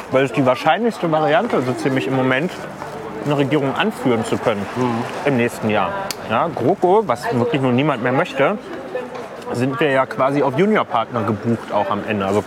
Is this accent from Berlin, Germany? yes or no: yes; Berlin, Germany; bin ich Berliner und kann, ja